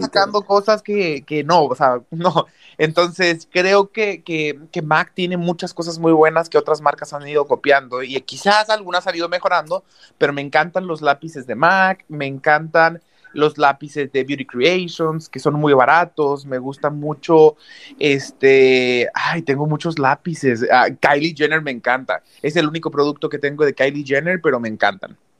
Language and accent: Spanish; Mexico; moved away as an adult; now in Los Angeles, United States; en mi país, que es en donde el, que más yo conozco